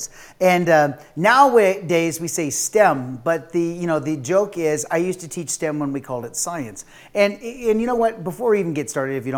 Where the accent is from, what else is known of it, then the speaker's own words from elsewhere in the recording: United States; I'm an American